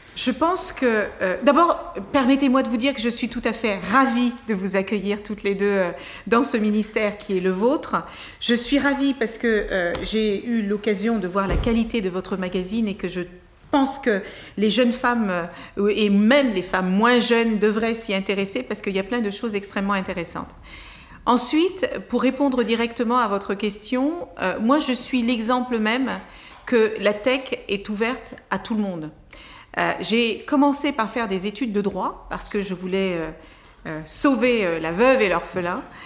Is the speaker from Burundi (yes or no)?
no; Cape Verde; also born or lived in Tarrafal, Cape Verde; now in France; je suis née au Cap Vert